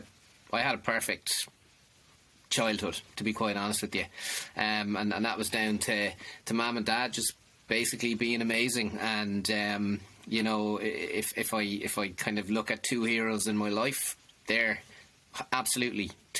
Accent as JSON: {"language": "English", "town": "Limerick", "region": "Munster", "country": "Ireland", "tie": "born there", "said": "I was born in Limerick City. I probably don't sound like it now because I've been I've been gone out of it since May of 99. Born in Limerick City, 1974."}